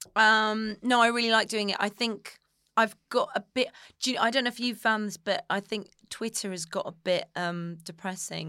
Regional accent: Somerset, South West England, United Kingdom; I'm from Somerset

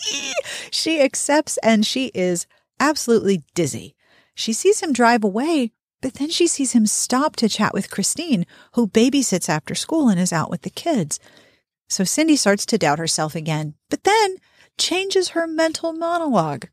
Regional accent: Pittsburgh, Pennsylvania, United States; moved away; I had a big mall and a little mall when I was growing up in Pittsburgh

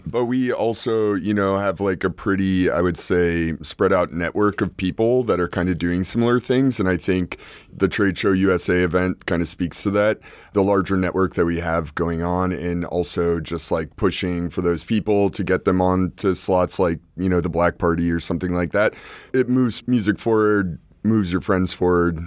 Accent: New York City, New York, United States; I'm here in New York City, from New York City

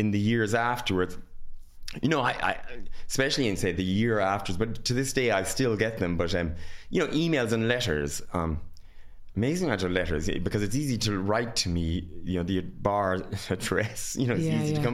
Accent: Ireland; I'm very Irish

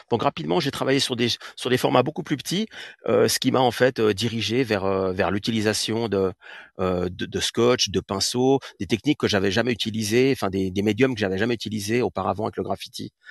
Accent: Catalonia, Spain; je viens aussi euh, d'Espagne, donc surtout sur, la côte vers Tarragone et, Barcelone.

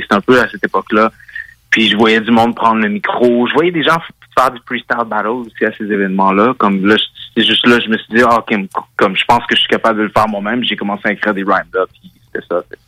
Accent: Gatineau, Quebec, Canada; also born or lived in Hull, Quebec; originalement, je viens de Gatineau, le secteur

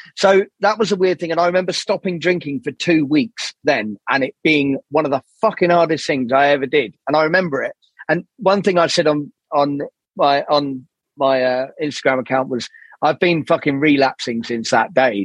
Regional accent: Burgess Hill, South East England, United Kingdom; So I grew up in a place called Burgess Hill, which is near Brighton.

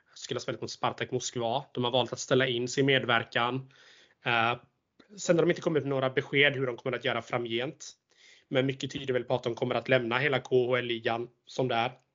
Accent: Småland, Sweden; accent: Småland dialect; jag är smålänning

